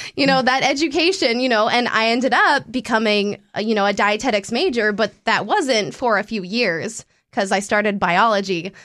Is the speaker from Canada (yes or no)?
yes; Canada; moved away as an adult; now in North Dakota, United States; I'm Canadian and it's a hockey community.